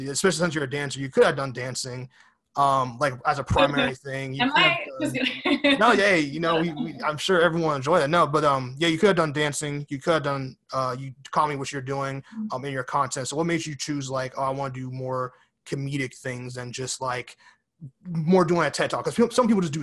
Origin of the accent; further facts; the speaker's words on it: New York City, New York, United States; I was born in Bronx, New York, and I live on the East Coast now